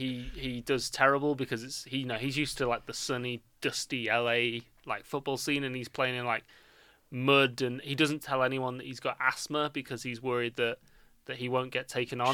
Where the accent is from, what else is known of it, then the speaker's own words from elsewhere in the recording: India; I love being Indian.